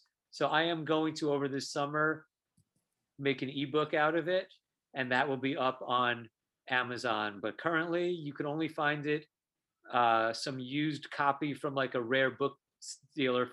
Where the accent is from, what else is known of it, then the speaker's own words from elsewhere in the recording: Long Island, New York, United States; the high school I went to in Long Island